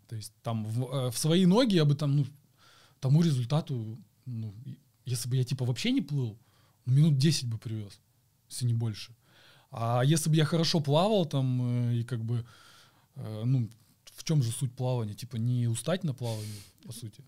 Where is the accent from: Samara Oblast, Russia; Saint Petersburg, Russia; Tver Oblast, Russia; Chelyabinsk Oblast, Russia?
Chelyabinsk Oblast, Russia; Chelyabinsk; я из Челябинска